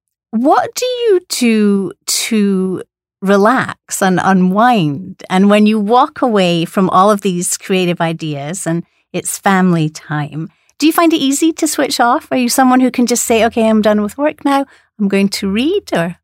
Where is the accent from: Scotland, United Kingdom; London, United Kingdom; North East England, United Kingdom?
Scotland, United Kingdom; accent: Scottish; It's with my Scottish accent.